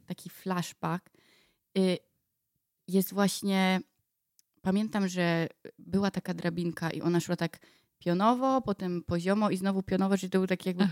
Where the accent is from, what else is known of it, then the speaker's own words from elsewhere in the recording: Bydgoszcz, Kuyavian-Pomeranian Voivodeship, Poland; jestem typiarą z Fordonu